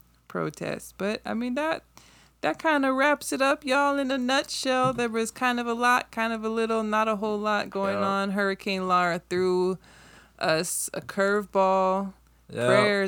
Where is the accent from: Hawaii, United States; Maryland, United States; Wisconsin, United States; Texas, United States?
Hawaii, United States; Like most people who are born and raised in Hawaii, I can say for the people that I know, and a lot of people that I know born and raised in Hawaii, we're great.